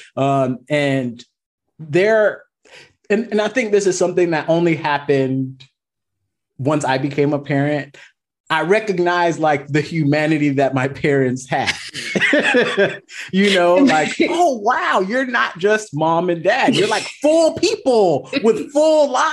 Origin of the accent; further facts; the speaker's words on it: Miami, Florida, United States; moved away as an adult; now in Southern California, United States; I'm originally from Miami, Florida